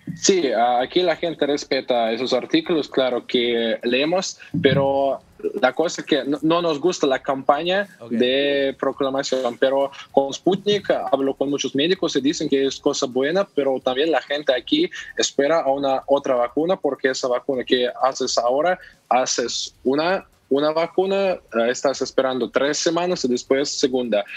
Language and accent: Spanish; Russia; Spanish is a second language; ahora en mi país eh, tiene lugar eh, la Eurocopa